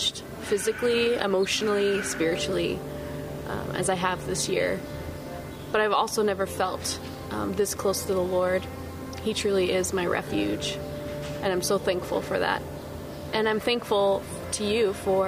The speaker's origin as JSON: {"language": "English", "country": "United States", "also_born_or_lived": "Utah", "moved": "as an adult", "said": "As an American believer serving in this country"}